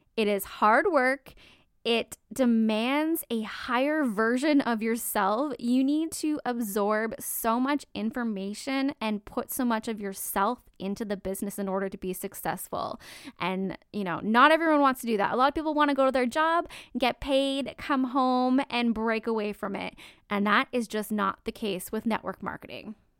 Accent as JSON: {"language": "English", "country": "Canada", "said": "I'm Canadian"}